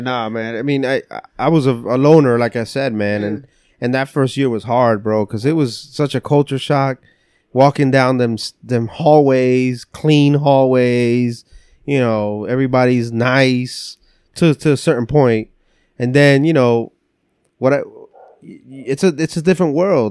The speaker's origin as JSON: {"language": "English", "town": "West New York", "region": "New Jersey", "country": "United States", "tie": "born or raised there", "also_born_or_lived": "Lancaster, Pennsylvania", "first_language": "English", "moved": "yes", "lives_now": "Pennsylvania, United States", "said": "I grew up in North Jersey, so. uh West New York, New Jersey."}